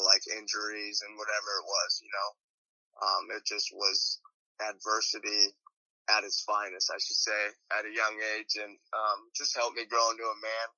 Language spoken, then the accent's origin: English; Idaho, United States; moved away as an adult; also born or lived in California; I was from Idaho